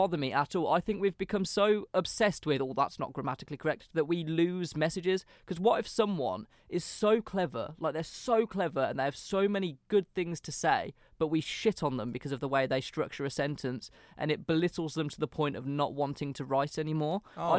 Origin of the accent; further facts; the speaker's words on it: England, United Kingdom; first language English; But as native English speakers, we just naturally understand which one you mean.